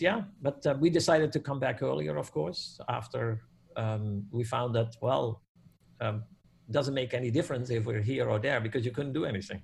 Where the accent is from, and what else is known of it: Netherlands; born or raised there; moved away as an adult; now in Canada